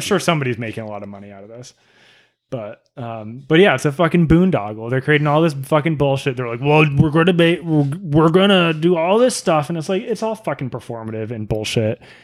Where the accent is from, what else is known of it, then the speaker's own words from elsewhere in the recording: New England, United States; We're from New England